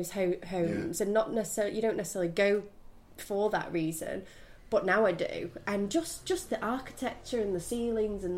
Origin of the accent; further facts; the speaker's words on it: Manchester, North West England, United Kingdom; moved away as an adult; now in New York, United States; I grew up in Manchester.